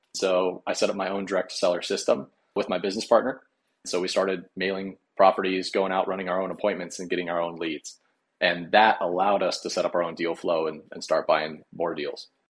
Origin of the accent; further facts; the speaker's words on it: Colorado, United States; moved away as an adult; now in Nebraska, United States; I grew up in Colorado